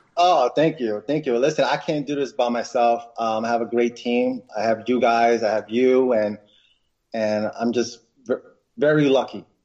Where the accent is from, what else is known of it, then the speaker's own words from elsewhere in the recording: Westchester County, New York, United States; also born or lived in Philippines; I came to New York when I was eight. Um, so pretty much, I grew up in um, in Westchester County